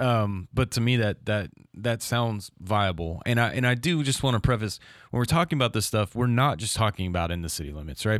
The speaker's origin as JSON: {"language": "English", "town": "Crestview", "region": "Florida", "country": "United States", "said": "I'm from Crestview"}